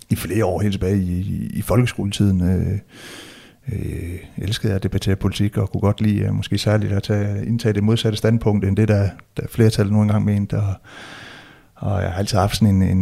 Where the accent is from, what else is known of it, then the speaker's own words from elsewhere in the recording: West Jutland, Denmark; jeg identificerer mig som, som dansker, som vestjyde, vil jeg må, måske endda sige